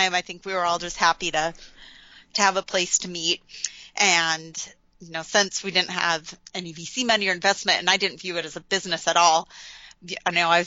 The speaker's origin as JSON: {"language": "English", "region": "Utah", "country": "United States", "tie": "born or raised there", "said": "I grew up in Utah, went to school in the sciences"}